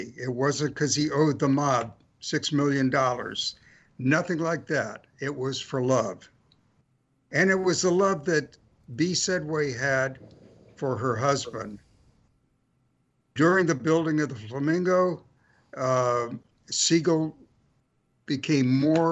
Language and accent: English; California, United States; also born or lived in Jacksonville, Florida; I came to California from Jacksonville, Florida in October of 1952